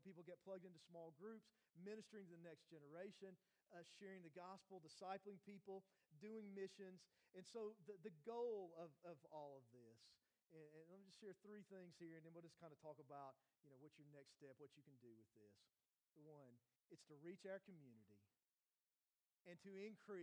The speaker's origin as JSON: {"language": "English", "town": "Morristown", "region": "Tennessee", "country": "United States", "tie": "born or raised there", "also_born_or_lived": "North Carolina / Maryland", "said": "I'm from Morristown. I grew up in Hamlin County, which is actually where we live on the west end of Hamlin County."}